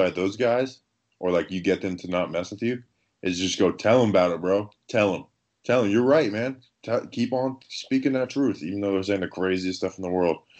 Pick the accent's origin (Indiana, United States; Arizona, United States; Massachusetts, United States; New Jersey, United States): New Jersey, United States; moved away; I was born in Jersey and have family up in New York.